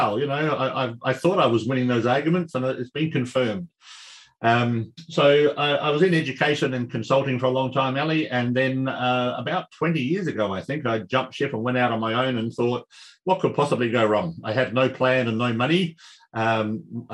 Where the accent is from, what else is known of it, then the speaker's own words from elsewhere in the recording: Adelaide, South Australia, Australia; I was born and raised here in Adelaide